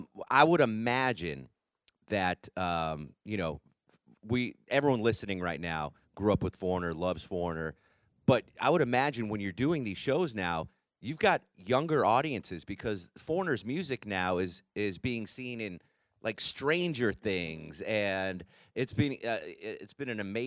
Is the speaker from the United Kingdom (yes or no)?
no; Connecticut, United States; I grew up in Connecticut, which is just, it's 100% classic rock. It's a small town, a small state, but everyone in Connecticut loves classic rock.